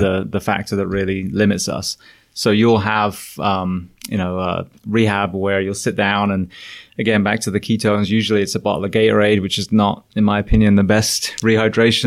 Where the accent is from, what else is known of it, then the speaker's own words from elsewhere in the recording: England, United Kingdom; moved away as an adult; also born or lived in California / Florida; now in United States; I'm an Englishman